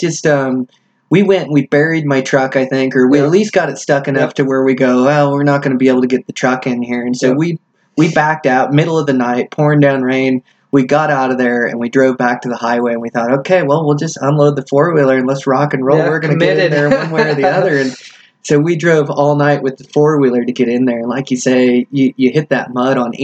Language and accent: English; United States; moved away; I'm from Washington